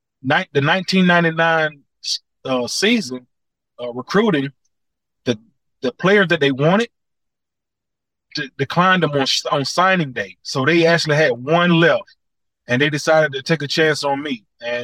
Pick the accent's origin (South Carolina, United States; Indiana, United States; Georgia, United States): Georgia, United States; Atlanta; My three sisters, they lived in projects. So that lets you know I was in and around the projects a lot. I grew up on the southeast side.